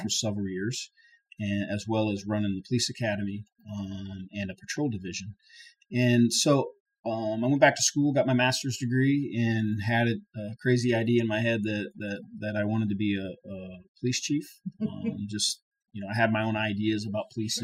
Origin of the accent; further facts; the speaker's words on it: Naples, Florida, United States; moved away as an adult; also born or lived in Indiana; now in Savannah, United States; I was born in Indiana, but I moved to South Florida, Naples, Florida, in second grade to live with my dad and my brother